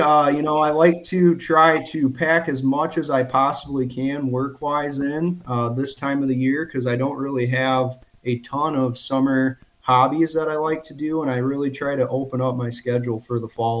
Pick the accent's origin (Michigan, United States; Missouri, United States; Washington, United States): Michigan, United States; Okay. So yeah, I am from Michigan. I live in the Saginaw Bay region, 26 years old, and I'm actually self-employed.